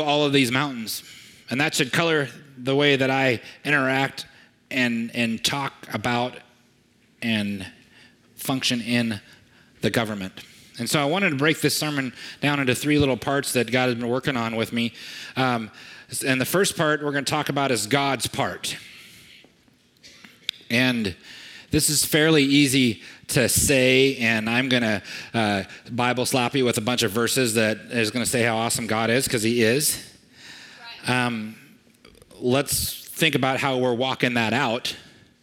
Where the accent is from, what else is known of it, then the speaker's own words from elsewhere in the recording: United States; I'm an American, and I'm a proud American